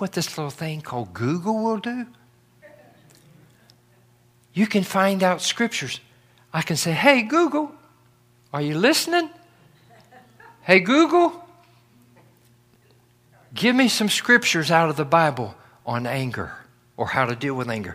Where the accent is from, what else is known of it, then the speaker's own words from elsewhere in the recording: North Carolina, United States; Where I grew up in North Carolina